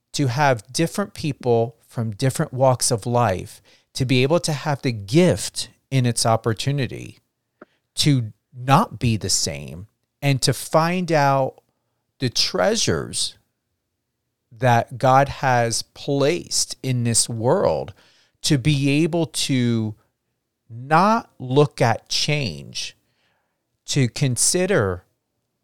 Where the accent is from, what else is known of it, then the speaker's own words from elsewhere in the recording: New Jersey, United States; I come from New Jersey.